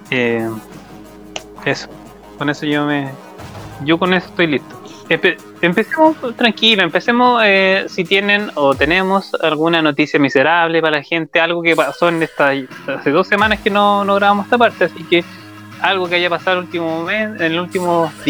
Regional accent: Los Ángeles, Biobío, Chile; Yo soy de Los Ángeles

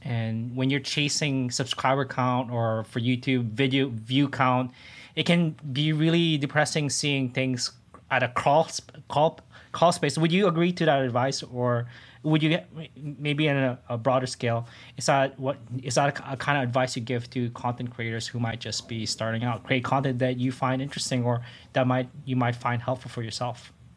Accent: Toronto, Ontario, Canada; I'm from Toronto

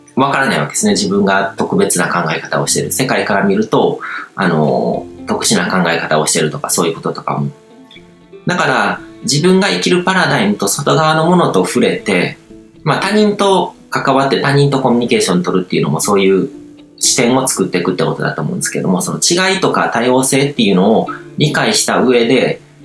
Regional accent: Japan; 日本日本という国に生まれて日本社会の中でこう生まれ育ってる

